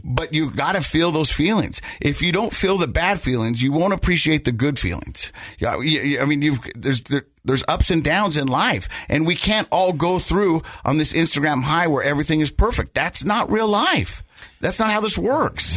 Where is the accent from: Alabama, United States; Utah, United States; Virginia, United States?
Utah, United States; Ogden; I grew up in Ogden and I grew up in that area and I grew up in those mountains